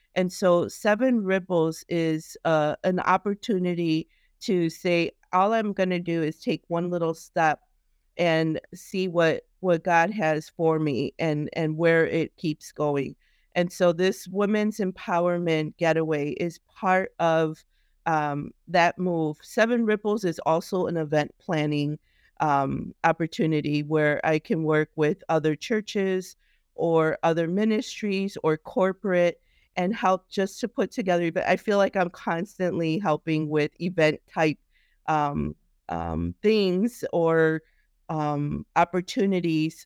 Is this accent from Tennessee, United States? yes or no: no; Chicago, Illinois, United States; I grew up in Chicago